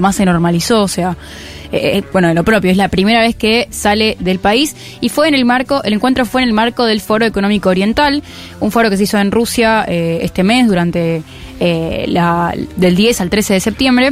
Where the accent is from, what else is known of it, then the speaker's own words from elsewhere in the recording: Argentina; yo soy argentina